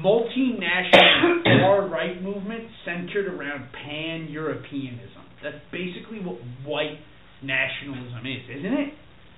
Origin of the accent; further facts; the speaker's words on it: United States; I had the privilege of growing up in America